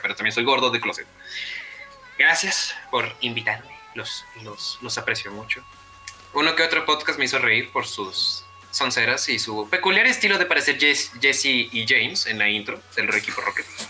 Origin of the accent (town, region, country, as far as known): Mexico